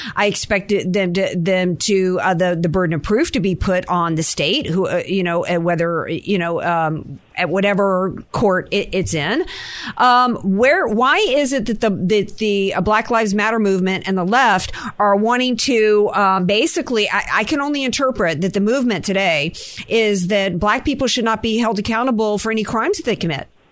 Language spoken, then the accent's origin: English; the South, United States; I grew up in the South where where boys used to roll up in their trucks with loaded gun racks in the back.